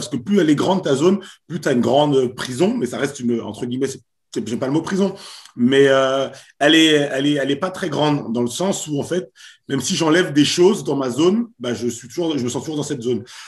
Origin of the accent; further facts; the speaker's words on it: Paris suburbs, Val-d'Oise, Île-de-France, France; also born or lived in Haiti (origin) / Pau; je suis haïtien d'origine, j'ai grandi en banlieue parisienne, à côté de chez toi. Exactement. Euh, donc dans le Val d'Oise